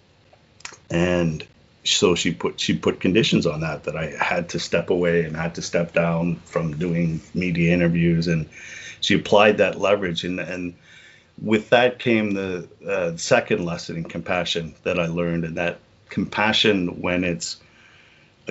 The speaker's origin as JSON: {"language": "English", "town": "Liverpool", "region": "North West England", "country": "United Kingdom", "moved": "yes", "said": "I'm from Liverpool"}